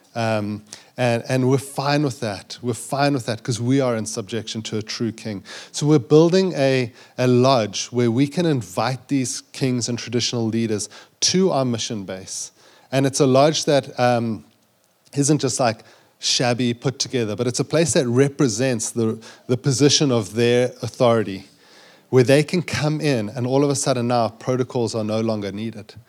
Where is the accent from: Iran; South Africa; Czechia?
South Africa; accent: South African; moved away as an adult; also born or lived in Zambia; growing up in South Africa